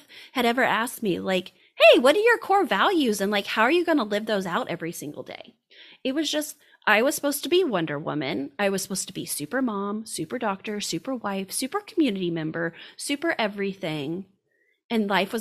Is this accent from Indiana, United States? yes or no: yes; Indiana, United States; I'm from Indiana, went to a small college, went out to med school, came back to Indiana